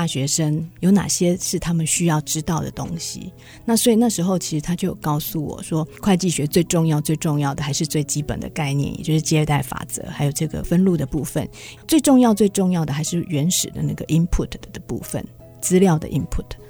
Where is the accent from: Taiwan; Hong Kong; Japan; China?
Taiwan; central Taiwan; 那时候我同时考上了彰化女中，因为我是中部人